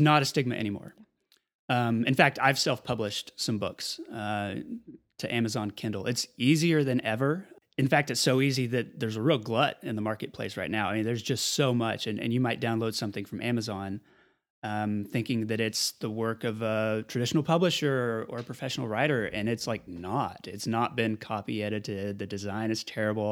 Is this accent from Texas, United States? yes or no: yes; Amarillo, Texas, United States; born or raised there; also born or lived in Lubbock, Texas